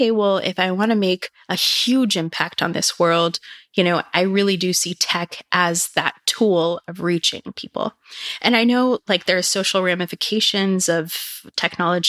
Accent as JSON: {"language": "English", "area": "Silicon Valley", "region": "California", "country": "United States", "tie": "born or raised there", "said": "growing up in Silicon Valley"}